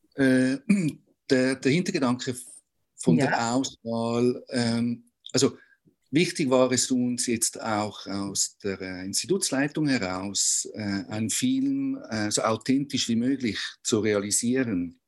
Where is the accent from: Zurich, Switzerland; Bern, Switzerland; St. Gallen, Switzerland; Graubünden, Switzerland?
Zurich, Switzerland; Wie man hört, ich komme aus Zürich